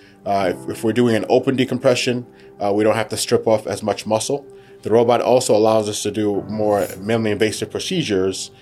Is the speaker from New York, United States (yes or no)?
yes; New York City, New York, United States; also born or lived in Providence, Rhode Island / Baltimore, Maryland / St. Louis, Missouri; I was born in Brooklyn.